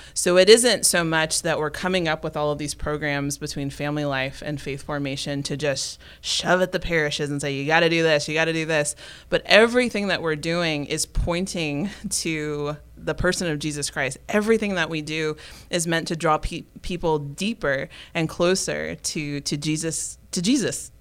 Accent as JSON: {"language": "English", "town": "Memphis", "region": "Tennessee", "country": "United States", "also_born_or_lived": "Dodge City, Kansas", "moved": "yes", "lives_now": "Tyler, United States", "said": "I'm originally from the Diocese of Memphis, Tennessee"}